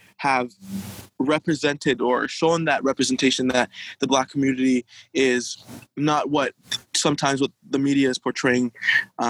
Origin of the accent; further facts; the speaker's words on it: Haiti; now in Ottawa, Canada; Being from Haiti, I've seen, you know, ever since I was a younger kid, growing up in Haiti